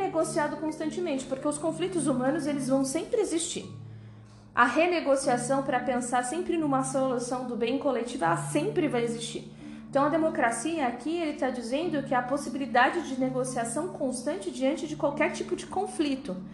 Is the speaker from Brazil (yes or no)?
yes; Alto Tietê, São Paulo, Brazil; como a gente é do Alto Tietê